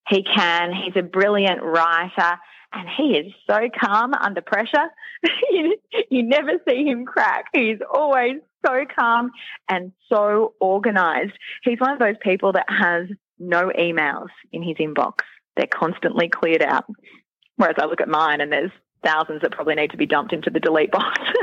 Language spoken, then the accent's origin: English; Queensland, Australia; moved away as an adult; also born or lived in Sydney; I was from Queensland